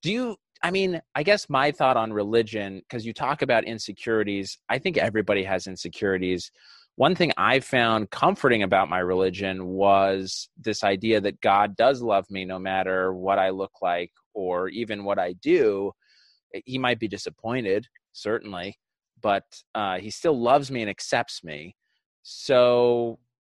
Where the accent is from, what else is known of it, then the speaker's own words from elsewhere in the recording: Utah, United States; I grew up in Utah, 90% Mormon where I was